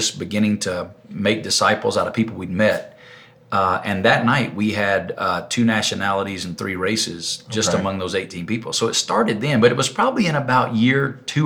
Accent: Alabama, United States; moved away as an adult; now in Las Vegas, United States; I grew up in Alabama

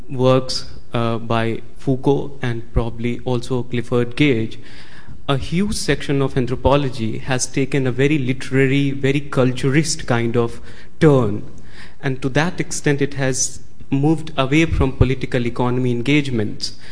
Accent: India; moved away; developing countries, including India, where from I come.

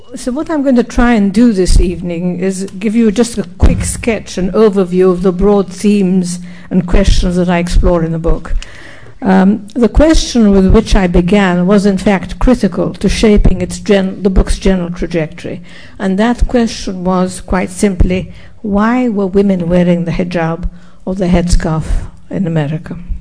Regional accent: Egypt; now in United States; Cairo and other cities in my home country

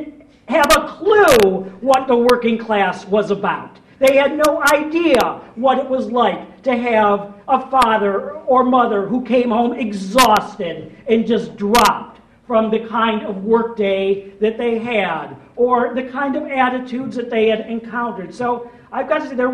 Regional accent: Rochester, New York, United States; accent: Rochester; now in United Kingdom; I'm from Rochester, New York

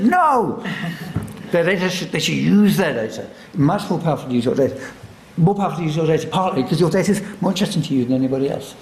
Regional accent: London, United Kingdom; born or raised there

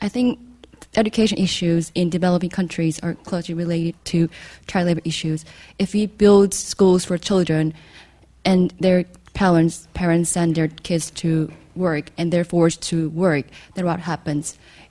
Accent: South Korea; now in London, United Kingdom; I'm from South Korea, not from North Korea, unfortunately.

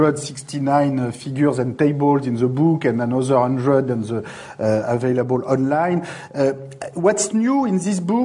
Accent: France; accent: French; English is a second language; my English is going to sound a lot like French

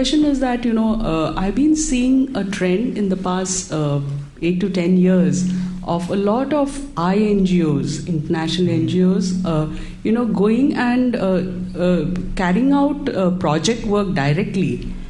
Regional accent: India; I come from India.

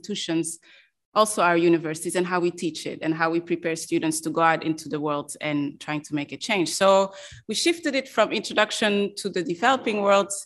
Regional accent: Belgium; moved away; I'm also from Belgium, and in Belgium

